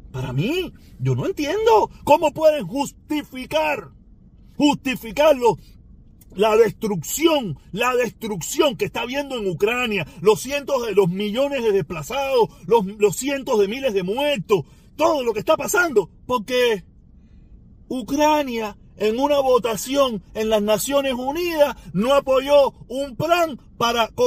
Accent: Cuba; Cuba lo único que hizo mi país de origen, el gobierno que dirige mi país, lo único que me llevó fue miseria

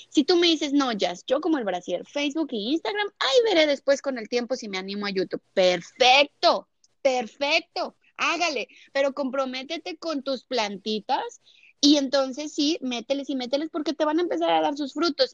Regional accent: Mexico; also born or lived in Brazil / United States; now in Miami, United States; yo soy mexicana, eh, soy mexicana

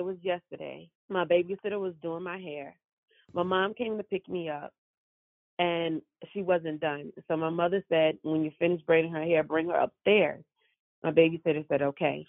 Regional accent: New York City, New York, United States; I was born and raised in Brooklyn, New York.

